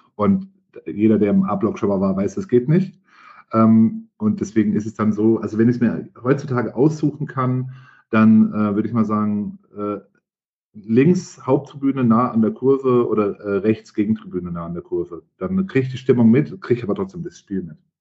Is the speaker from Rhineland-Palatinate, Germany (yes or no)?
no; Franconia, Bavaria, Germany; ich bin gebürtiger Franke